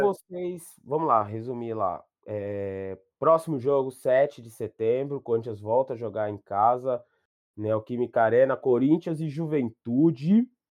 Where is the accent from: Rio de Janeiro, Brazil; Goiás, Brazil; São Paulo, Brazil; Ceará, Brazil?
São Paulo, Brazil; minha quebrada do Grajaú